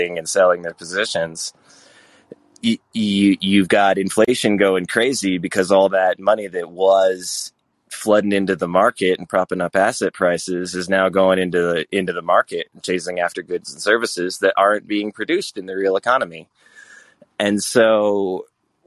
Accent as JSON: {"language": "English", "region": "Vermont", "country": "United States", "tie": "born or raised there", "also_born_or_lived": "Colorado / California", "moved": "yes", "said": "I grew up and lived in most of these expensive places that you talked about. I'm from Vermont originally"}